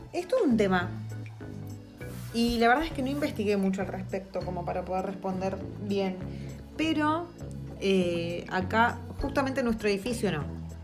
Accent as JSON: {"language": "Spanish", "country": "Argentina", "moved": "yes", "lives_now": "New Zealand", "said": "nosotros como argentinos"}